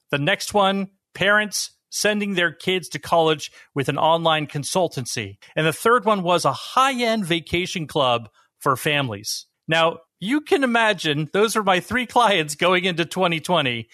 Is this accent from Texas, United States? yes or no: no; Bay Area, California, United States; moved away as an adult; also born or lived in Utah / Washington, D.C.; I grew up in the Bay Area